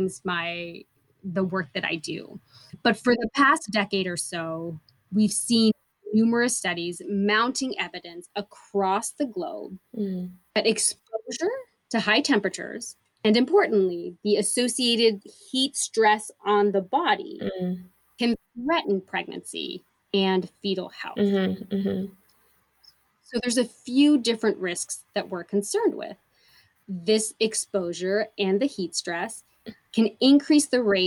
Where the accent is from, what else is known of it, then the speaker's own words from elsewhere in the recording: Portland, Oregon, United States; moved away as an adult; also born or lived in El Paso, Texas; Being born and raised in Portland, Oregon